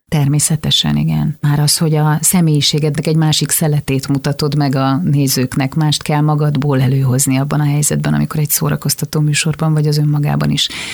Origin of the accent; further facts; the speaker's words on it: Szarvas, Békés, Hungary; moved away as an adult; also born or lived in Budapest; now in Budapest agglomeration, Hungary; Én imádtam ott felnőni, én tényleg mindenkinek olyan gyerekkort kívánok, mint amilyen ott akkor a körös parton nekünk volt